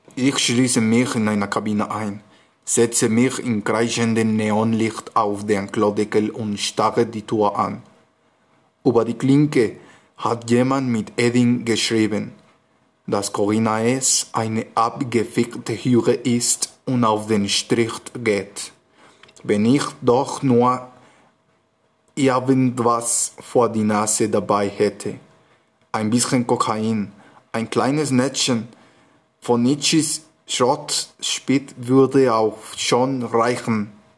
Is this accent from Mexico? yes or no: yes; Mexico City, Mexico; German is a second language; ich komme aus Mexiko-Stadt